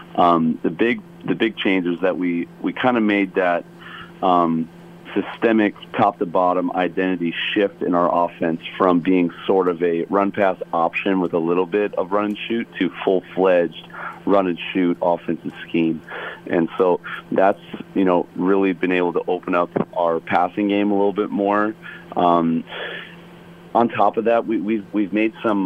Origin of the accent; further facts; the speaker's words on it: Chicago, Illinois, United States; now in Hawaii, United States; growing up in Chicago